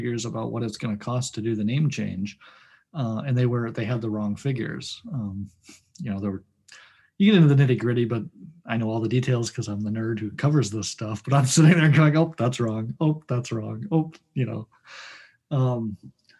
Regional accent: Detroit, Michigan, United States; now in West St. Paul, United States; I grew up in the Detroit area, and we read the Detroit Free Press too

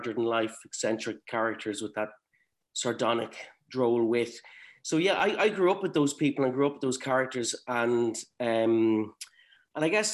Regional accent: Cavan, Ulster, Ireland; growing up in Cavan

